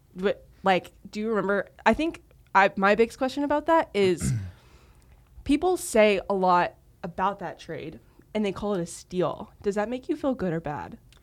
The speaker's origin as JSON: {"language": "English", "region": "Texas", "country": "United States", "tie": "born or raised there", "moved": "yes", "said": "being a born and raised Texan"}